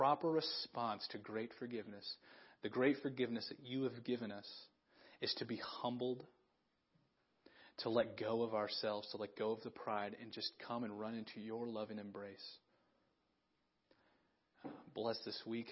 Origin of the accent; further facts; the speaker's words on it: Big Sandy, United States; moved away as an adult; it took God putting me back in my hometown